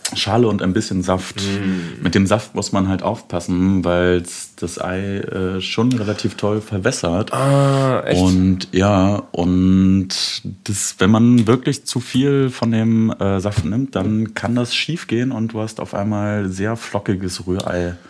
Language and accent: German; Leipzig, Saxony, Germany; also born or lived in Bremen; Ich komme eigentlich aus Leipzig, arbeite da in einem Fahrradladen